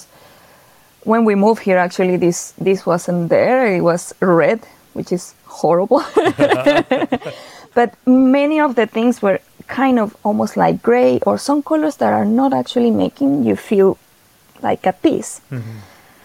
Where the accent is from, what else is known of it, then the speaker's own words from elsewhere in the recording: Venezuela; moved away as an adult; now in Sweden; I am from Venezuela